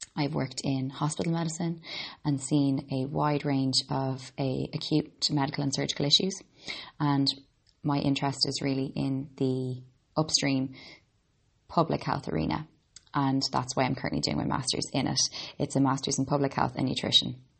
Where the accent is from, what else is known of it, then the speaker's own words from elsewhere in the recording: Ireland; also born or lived in Boston, United States; I'm an Irish girl. I was born in Boston and grew up in Ireland.